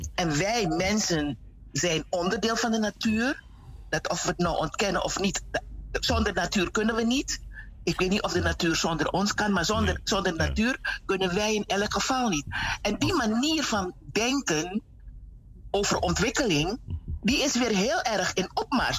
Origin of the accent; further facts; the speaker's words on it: Paramaribo, Paramaribo District, Suriname; moved away as an adult; also born or lived in Netherlands; Ik ben geboren in Paramaribo. Ik ben ook getogen in Suriname.